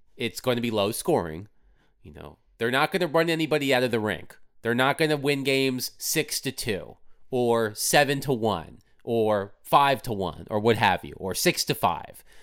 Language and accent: English; Virginia Beach, Virginia, United States; moved away as an adult; also born or lived in Durham, North Carolina / Washington, D.C.; now in Nashville, United States; raised in Virginia Beach, Virginia.